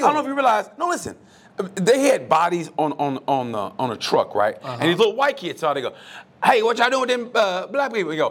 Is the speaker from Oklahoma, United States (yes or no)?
yes; Oklahoma, United States; my home state, Oklahoma